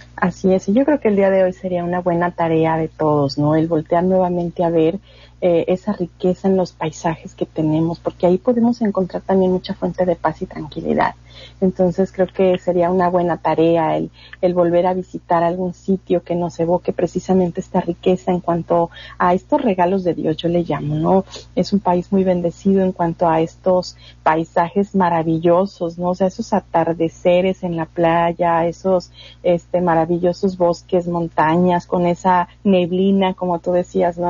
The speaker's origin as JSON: {"language": "Spanish", "country": "Mexico", "said": "como mexicanos"}